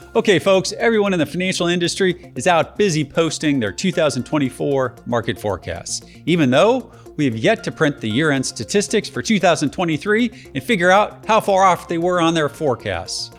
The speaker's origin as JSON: {"language": "English", "region": "Georgia", "country": "United States", "tie": "born or raised there", "said": "my home state of Georgia"}